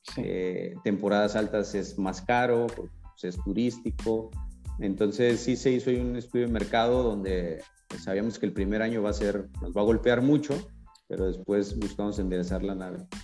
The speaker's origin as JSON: {"language": "Spanish", "town": "Guadalajara", "region": "Jalisco", "country": "Mexico", "moved": "as an adult", "lives_now": "La Paz, Mexico", "said": "yo soy de Guadalajara y cuando llegué acá a La Paz"}